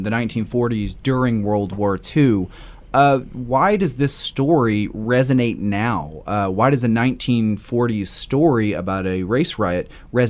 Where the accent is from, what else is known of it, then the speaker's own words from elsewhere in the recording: Beaumont, Texas, United States; I'm also from the Beaumont area